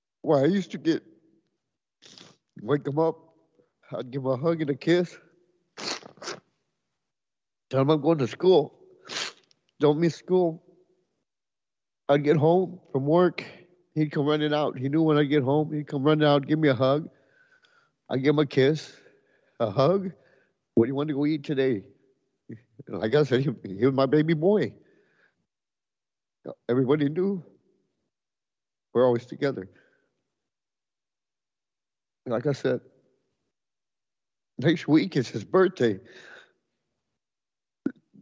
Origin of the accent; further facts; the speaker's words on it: Edinburg, Texas, United States; I'm from Edinburgh, Texas